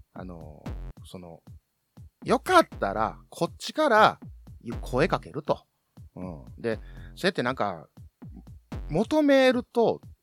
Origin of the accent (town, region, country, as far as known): Kansai, Japan